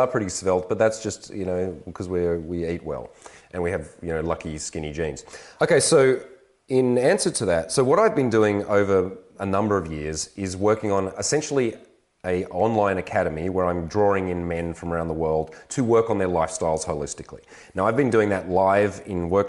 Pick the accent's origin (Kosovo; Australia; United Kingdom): Australia; I'm an Aussie man